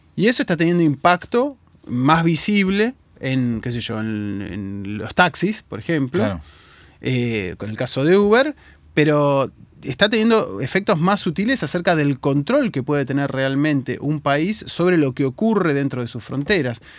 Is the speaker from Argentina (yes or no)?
yes; Argentina